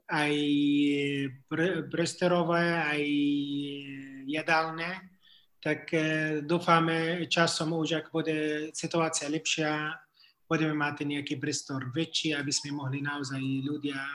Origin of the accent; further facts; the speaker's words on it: Jerusalem, Palestine; Slovak is a second language; now in Jordan; Ja, ako, ja ako pôvodom pochádzam z Jeruzalemu. Ale e, my sme museli ako ísť a teraz žijeme ako v Jordánsko tak